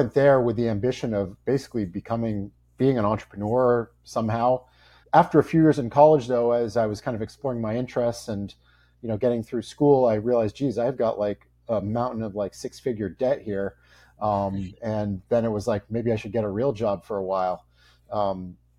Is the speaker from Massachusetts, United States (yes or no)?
yes; Boston, Massachusetts, United States; I grew up in the Boston area